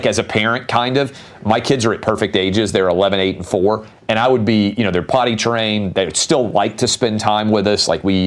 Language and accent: English; Nashville, Tennessee, United States; I'm born and raised in Nashville.